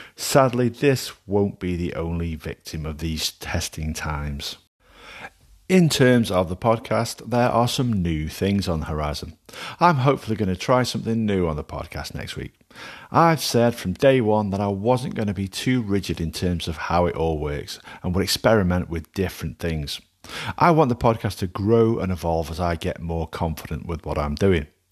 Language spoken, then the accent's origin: English; Alsager, North West England, United Kingdom; my hometown of Allsager does not have a Mexican restaurant.